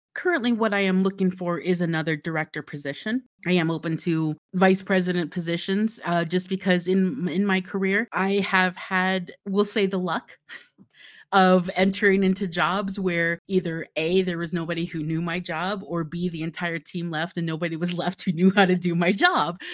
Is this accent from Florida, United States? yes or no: yes; Florida, United States; now in Utah, United States; I grew up in Florida, and currently I live in Utah